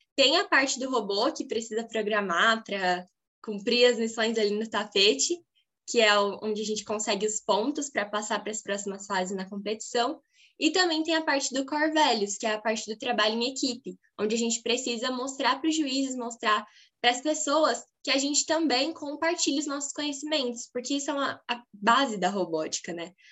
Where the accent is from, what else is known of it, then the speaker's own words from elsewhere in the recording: Birigui, São Paulo, Brazil; sou de Birigui, do interior do estado de São Paulo